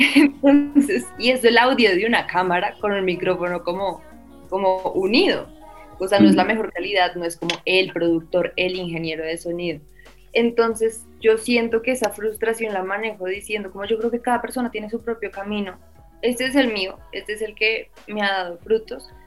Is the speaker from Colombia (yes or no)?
yes; Colombia; Como uno como colombiano